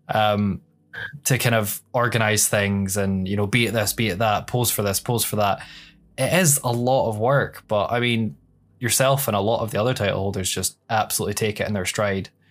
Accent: Scotland, United Kingdom; literally ten miles away from my hometown is just fields and hills

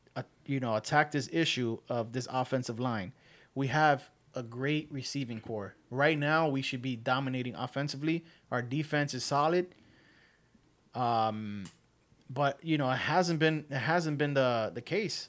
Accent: New York, United States; we're all from New York. Yeah. So sometimes you will hear our New York slang

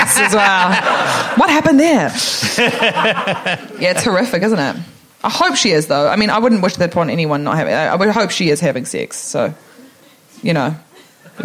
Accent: New Zealand; I am from New Zealand

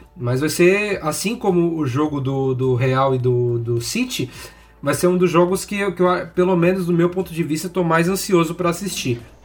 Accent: Brazil; Eu, como brasileiro

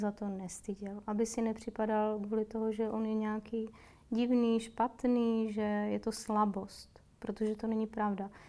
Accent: Moravia, Czechia; now in Prague, Czechia; Já jsem z Moravy, tam je to trochu jinak, tam my udržujeme oční pohled.

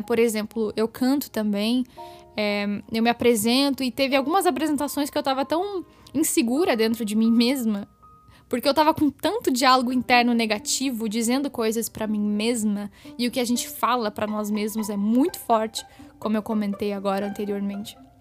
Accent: Curitiba, Paraná, Brazil; E eu nasci em Curitiba, eu moro aqui em Curitiba

